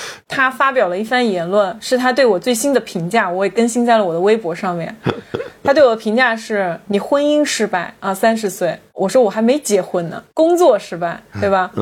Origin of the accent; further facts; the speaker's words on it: Changzhou, Jiangsu, China; moved away as an adult; now in Shanghai, China; 就在我的家乡